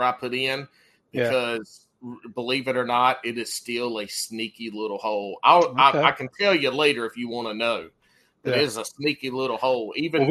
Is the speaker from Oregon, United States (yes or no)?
no; South Carolina, United States; moved away; Look, man, I'm from South Carolina.